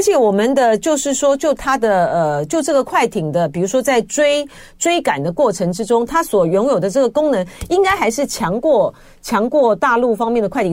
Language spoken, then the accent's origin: Chinese; Taipei, Taiwan; 我就从小就是台北出生啊，台北长大啊